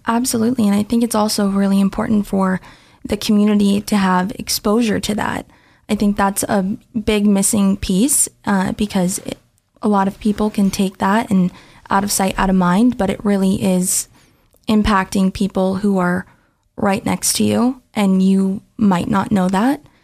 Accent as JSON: {"language": "English", "town": "Portland", "region": "Oregon", "country": "United States", "tie": "born or raised there", "moved": "as an adult", "lives_now": "Boise, United States", "said": "I was born in Portland, Oregon."}